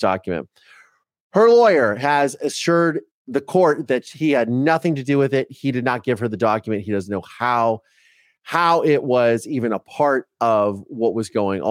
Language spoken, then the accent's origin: English; Ohio, United States; first language English; now in Los Angeles, United States; I grew up in Ohio.